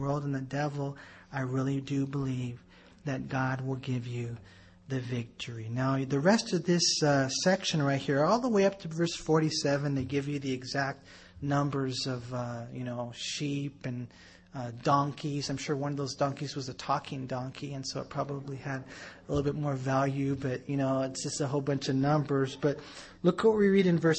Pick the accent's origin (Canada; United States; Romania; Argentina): United States; we're American Christians